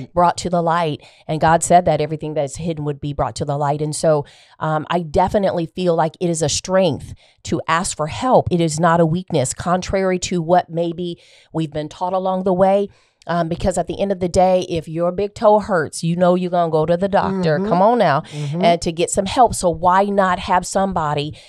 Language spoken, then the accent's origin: English; Des Moines, Iowa, United States; also born or lived in Baltimore; I was um, actually born and raised in Des Moines, Iowa.